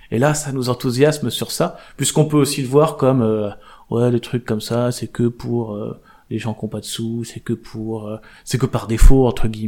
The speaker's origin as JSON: {"language": "French", "area": "Charente", "region": "Nouvelle-Aquitaine", "country": "France", "tie": "born or raised there", "said": "Charente. Je suis né en Charente."}